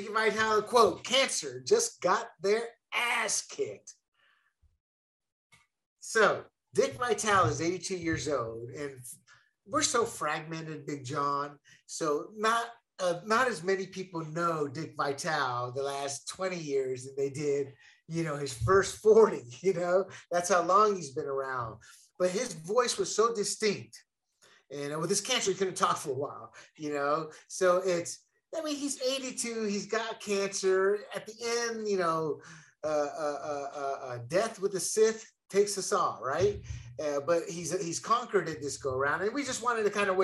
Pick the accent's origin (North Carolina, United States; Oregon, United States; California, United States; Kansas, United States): North Carolina, United States; I'm from North Carolina